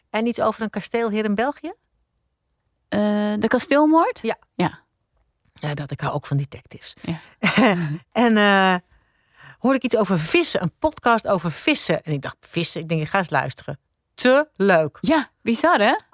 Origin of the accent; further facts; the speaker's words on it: Gouda, South Holland, Netherlands; born there; ik ben in Gouda geboren. Ik ben er niet opgegroeid verder. Maar ik ben in het ziekenhuis daar geboren.